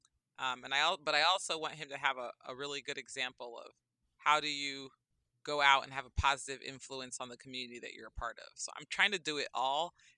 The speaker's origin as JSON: {"language": "English", "town": "Berkeley", "region": "California", "country": "United States", "tie": "born or raised there", "said": "I grew up in Berkeley, California"}